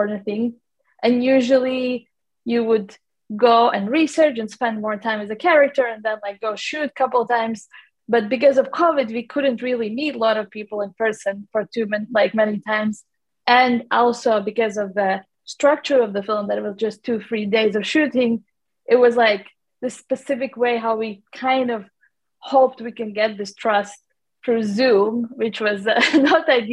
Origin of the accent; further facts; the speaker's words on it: Latvia; now in London, United Kingdom; I'm from Latvia, actually, which is like Northern Europe, small country. I have lived in London for a long time, but originally I'm from Latvia.